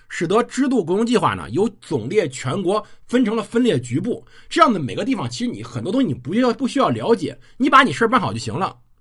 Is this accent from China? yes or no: yes; China; 我们中国人